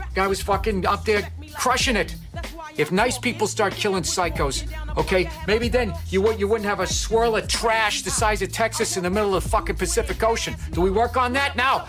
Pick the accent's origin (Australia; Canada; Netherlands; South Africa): Australia; Sydney, New South Wales; I grew up in Bondi